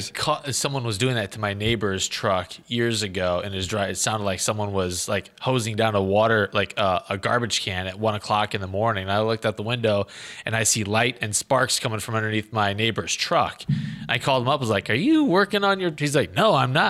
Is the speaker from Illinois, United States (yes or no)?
yes; Illinois, United States; Illinois, my home state